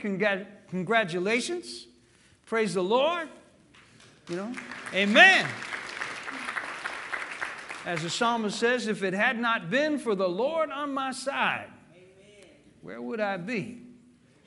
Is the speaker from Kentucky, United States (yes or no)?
no; New Jersey, United States; also born or lived in Memphis, Tennessee; now in Chattanooga, United States; my father abandoned my family when I was four, so he put us on a train to send us up to New Jersey, and then later I came back to Tennessee. I was born in Memphis, but came back and have lived in Chattanooga now for the last 50 years